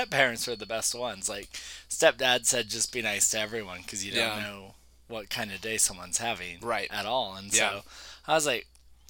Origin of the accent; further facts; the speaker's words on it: Albuquerque, New Mexico, United States; when you're born and raised in New Mexico, I was born and raised in Albuquerque, and you stay in Albuquerque, and you get a job in Albuquerque.